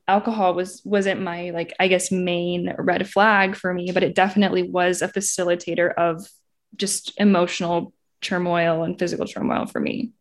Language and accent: English; Indiana, United States; moved away as an adult; now in Los Angeles, United States; I grew up in Indiana, went to I U